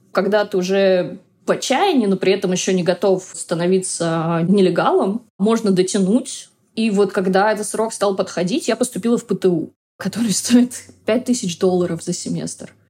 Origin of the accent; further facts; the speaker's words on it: Russia; moved away as an adult; now in United States; я из России